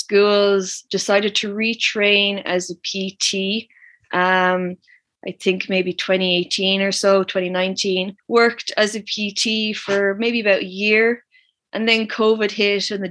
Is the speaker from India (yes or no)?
no; Wexford, Leinster, Ireland; I'm from Wexford